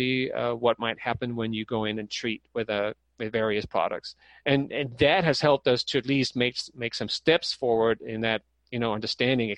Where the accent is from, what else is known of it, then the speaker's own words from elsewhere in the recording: Denmark; moved away; I'm from Denmark myself